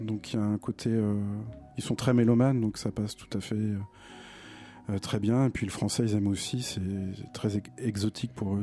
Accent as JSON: {"language": "French", "town": "Nantes", "region": "Pays de la Loire", "country": "France", "said": "j'ai découvert en tant que Nantais les premières les premières tournées de Dominica à Nantes"}